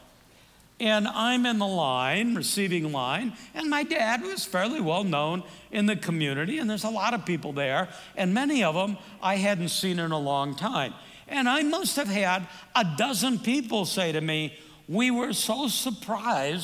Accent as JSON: {"language": "English", "town": "Davenport", "region": "Iowa", "country": "United States", "tie": "born or raised there", "moved": "yes", "lives_now": "Phoenix, United States", "said": "I'm from Davenport, Iowa, and I use that all the time. If somebody says, where are you from? I will almost always, even if I'm going to answer Phoenix, I'll say, I was born in Iowa"}